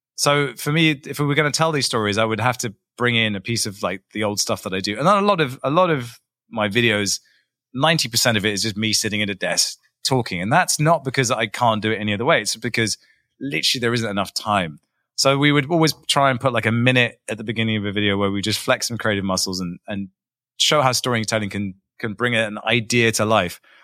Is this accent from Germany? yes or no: no; England, United Kingdom; I'm English. There are no mountains in England